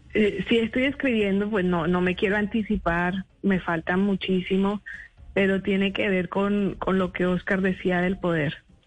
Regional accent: Colombia; moved away as an adult; yo soy colombiana, mi familia está en Colombia

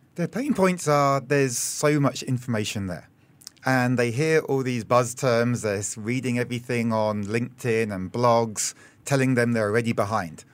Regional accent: United Kingdom; moved away as an adult; also born or lived in Australia; now in Singapore; I'm British, and I spent three years in Australia before coming here in early

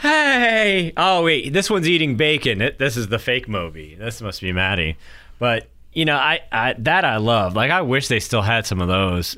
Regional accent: Durham, New Hampshire, United States; moved away; I grew up in Durham

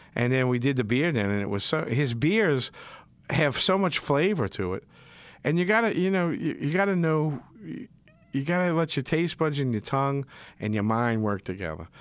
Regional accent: Metairie, Louisiana, United States; accent: yat; I'm a yat. I'm from Metairie. Metairie, y'all. East Jefferson Warrior.

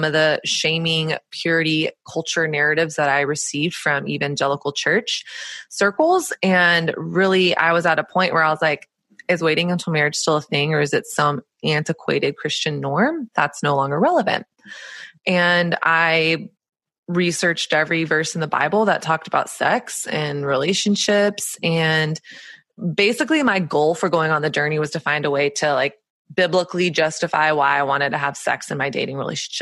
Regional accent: Texas, United States; born or raised there; moved away as an adult; also born or lived in Southern California; now in New York City, United States

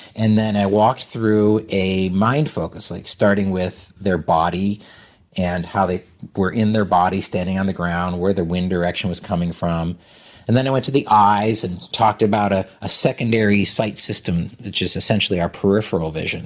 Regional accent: Vermont, United States; I'm from Vermont

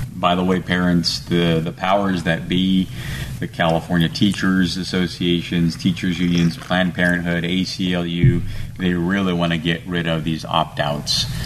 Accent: Romania; now in United States; I come from Romania

